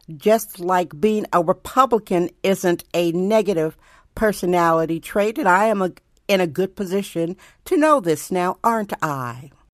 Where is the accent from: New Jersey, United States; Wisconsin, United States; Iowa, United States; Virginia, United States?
Wisconsin, United States; Milwaukee; now in San Francisco, United States; where I was born in Wisconsin.